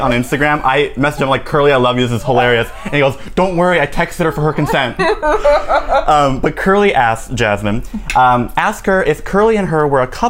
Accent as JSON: {"language": "English", "region": "Minnesota", "country": "United States", "tie": "born or raised there", "moved": "yes", "said": "She's Minnesotan, or like she like lived in Minnesota, and like that's my home state."}